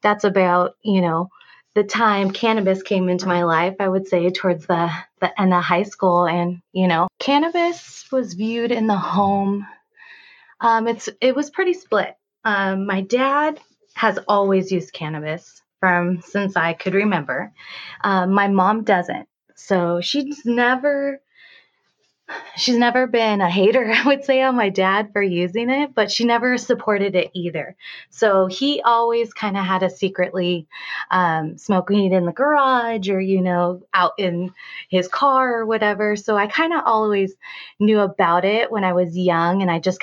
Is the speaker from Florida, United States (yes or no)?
no; Pasadena, California, United States; now in Vista, United States; I am originally from the Pasadena area